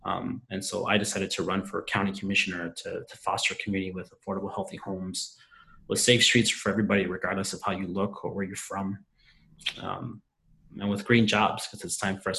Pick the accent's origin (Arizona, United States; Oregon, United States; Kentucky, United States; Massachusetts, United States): Oregon, United States; Eugene; I was born and raised right here in Eugene. My parents came here to join the long American tradition of coming to this country in search of a better life